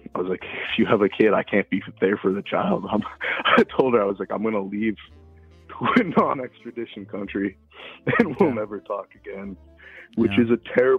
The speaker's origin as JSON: {"language": "English", "country": "Canada", "said": "She's Canadian. I'm Canadian"}